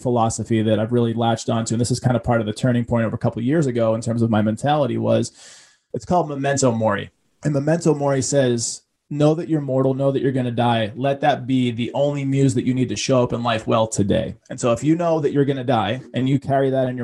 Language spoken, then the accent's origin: English; Boston, Massachusetts, United States; growing up in Boston with a single mom that didn't have a penny to rub together.